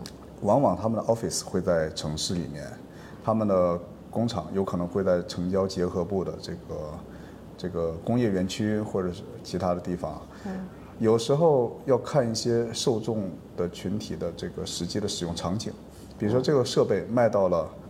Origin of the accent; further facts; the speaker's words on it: Penglai, Shandong, China; moved away as an adult; also born or lived in Tianjin / Beijing; 然后我从小呢就是在蓬莱出生长大，然后后来有到天津去读书，再后来又到北京去工作，后来在北京曾经有定居，在那里生活蛮长的时间。